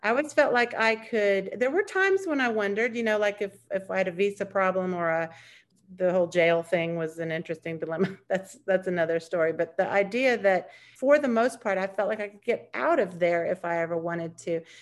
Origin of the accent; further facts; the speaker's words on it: United States; as an American, I would say being an American has been the best and the worst thing